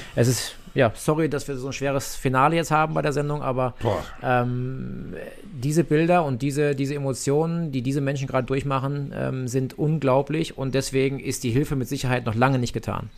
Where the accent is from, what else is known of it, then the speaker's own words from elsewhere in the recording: Nürburgring, Rhineland-Palatinate, Germany; Nürburgring, meine Heimat, da bin ich aufgewachsen